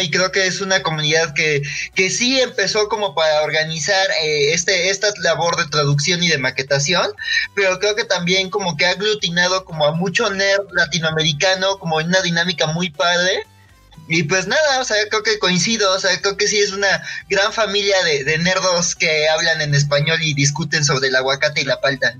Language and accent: Spanish; Mexico; yo soy de México